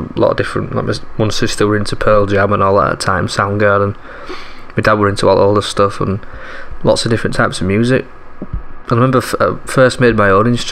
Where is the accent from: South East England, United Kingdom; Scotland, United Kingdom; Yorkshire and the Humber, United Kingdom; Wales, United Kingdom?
Yorkshire and the Humber, United Kingdom; Leeds; I grew up in Leeds in Yorkshire, up north